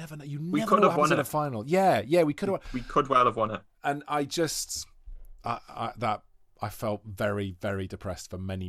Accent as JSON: {"language": "English", "town": "Monmouth", "region": "Wales", "country": "United Kingdom", "tie": "born or raised there", "said": "They're kind of equidistant from where I grew up in Monmouth."}